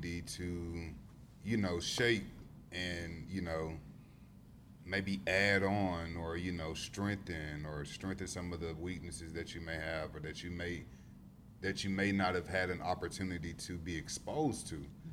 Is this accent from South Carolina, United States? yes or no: yes; Greenwood, South Carolina, United States; moved away as an adult; now in Charleston, United States; I grew up in Greenwood and now I reside in Charleston.